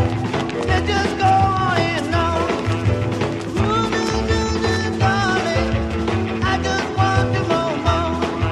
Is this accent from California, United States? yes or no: yes; California, United States; and I'm a Northern California boy, that are different, you know, the different ways of looking at it from growing up in California.